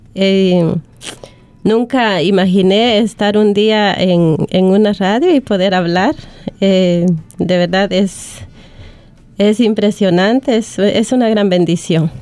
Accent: Guatemala; now in Australia; soy de Guatemala

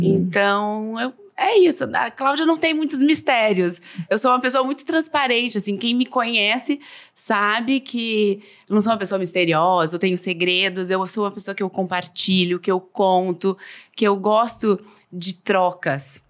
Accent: Novo Hamburgo, Rio Grande do Sul, Brazil; also born or lived in São Paulo / Buenos Aires; now in Porto Alegre, Brazil; Depois voltei para cá, sou de Novo Hamburgo.

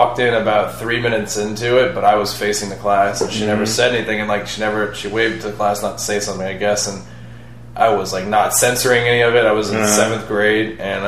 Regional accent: New Orleans, Louisiana, United States; Born and raised in New Orleans

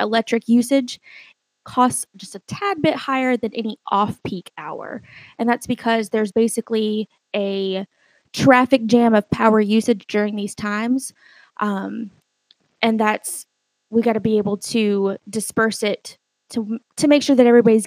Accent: Fayetteville, North Carolina, United States; I'm a Fayetteville native. I was born and raised here in Fayetteville.

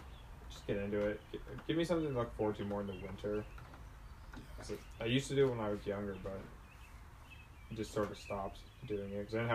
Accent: Southern Ontario, Canada; growing up in Southern Ontario.

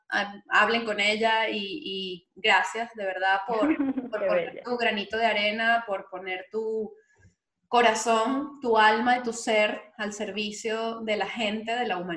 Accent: Venezuela; Vamos a reconciliarnos entonces todos como venezolanos.

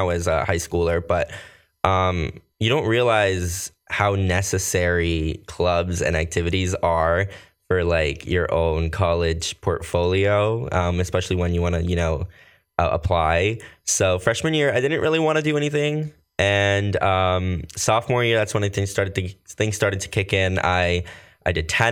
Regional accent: Somerset County, New Jersey, United States; also born or lived in Costa Rica / Bridgewater, New Jersey / Manville, New Jersey / South Bound Brook, New Jersey; But I've mostly lived everything out here in Jersey. Somerset County, though, has always been my home.

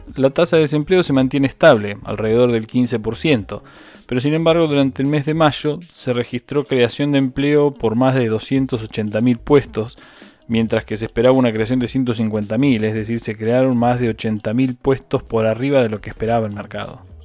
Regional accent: Argentina

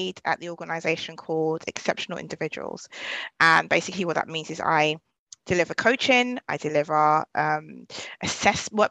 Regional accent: London, United Kingdom; I'm from Southeast London

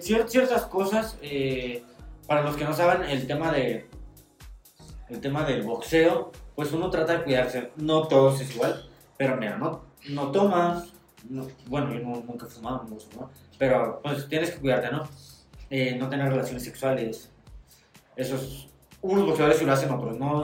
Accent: Tijuana, Baja California, Mexico; moved away; also born or lived in Toluca; nacimos en el barrio de la zona norte, somos rey de Tijuana

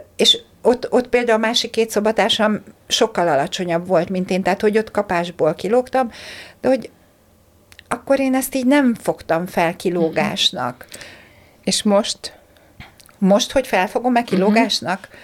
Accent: Hungary; moved away as an adult; also born or lived in Slovakia; Magyarországról mentem Szlovákiába egyetemre

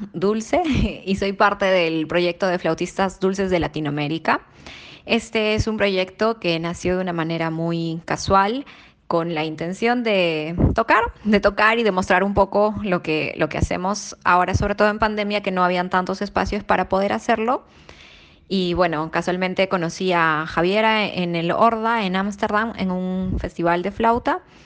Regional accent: Peru; soy peruana

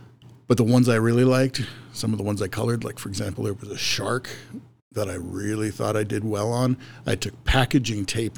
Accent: Mohall, North Dakota, United States; born there; also born or lived in Minot / Grand Forks / Douglas, Wyoming / Laramie, Wyoming; So I have lived all over the place, but I was born in Mohall.

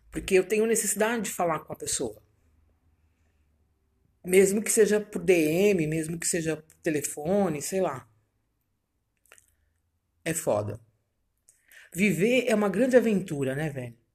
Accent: São Paulo, Brazil; Vim eu, de São Paulo.

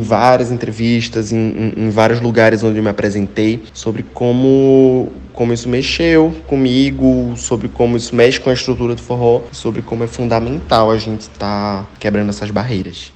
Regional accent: Recife, Pernambuco, Brazil; eu sou de Recife, onde o movimento brega é muito forte

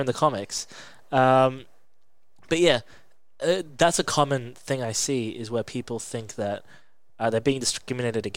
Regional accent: England, United Kingdom; I was born in England

